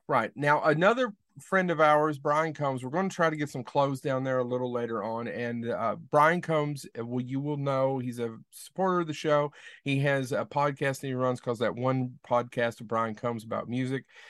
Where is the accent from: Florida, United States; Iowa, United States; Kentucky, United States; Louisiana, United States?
Kentucky, United States; Leslie County, Southeastern; I am actually from Southeastern Kentucky, from Leslie County, Kentucky